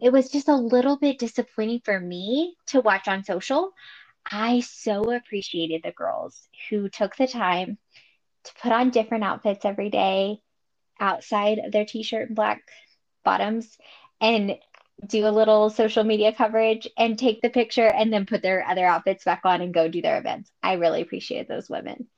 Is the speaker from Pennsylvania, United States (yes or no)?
no; Texas, United States; growing up in Texas